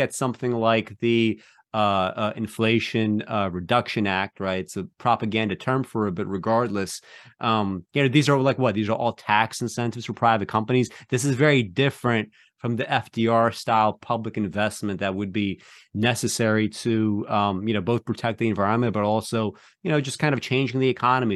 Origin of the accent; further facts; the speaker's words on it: Belarus; moved away; when I was born, I was born in Belarus